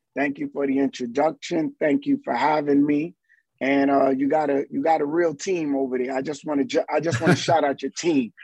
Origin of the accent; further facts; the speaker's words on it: New York City, New York, United States; also born or lived in Barbados; as a kid, I would go back and forth from Barbados to Harlem, and then my family locked it down in Harlem, and Harlem, growing up around Apollo